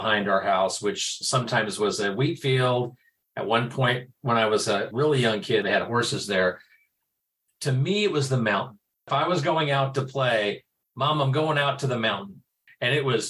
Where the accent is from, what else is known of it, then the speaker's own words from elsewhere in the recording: Newton, Kansas, United States; moved away as an adult; now in Kansas City, United States; I'm in Kansas City now, but I grew up in Newton, Kansas